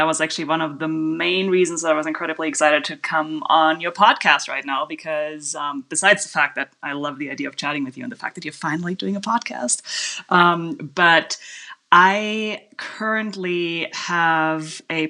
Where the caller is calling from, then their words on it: Kanab, Utah, United States; I am calling you from Kanab, Utah, which in case you don't know Kanab, it's a tiny little town in southwest Utah of about 5,000 people